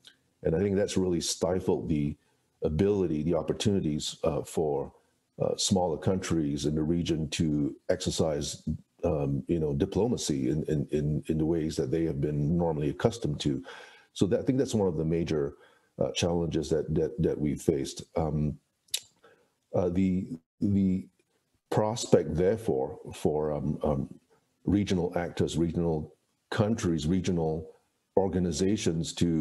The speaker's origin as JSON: {"language": "English", "country": "Singapore", "said": "my home country of Singapore"}